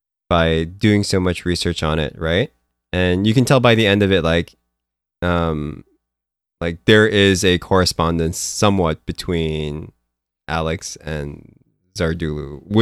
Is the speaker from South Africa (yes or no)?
no; Philippines; moved away; me growing up in the Philippines, like whenever I had like this, I would be, I grew up with like American pop culture. Like I grew up watching like American cartoons and like, you know, Japanese cartoons and all that stuff.